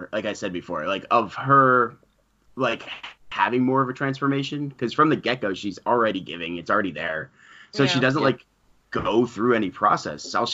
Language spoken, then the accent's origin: English; New England, United States; now in New York, United States; I'm in New York, I'm from New England.